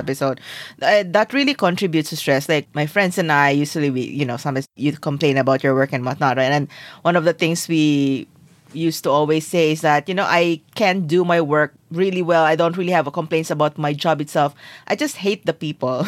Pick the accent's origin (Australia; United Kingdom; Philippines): Philippines; Being Filipino